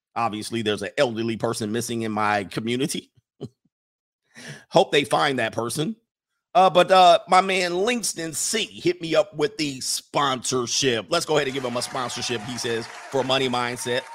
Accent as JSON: {"language": "English", "area": "Orange County / Ventura County", "region": "California", "country": "United States", "tie": "born or raised there", "said": "I've grown up in Orange County. I grew up in Ventura County."}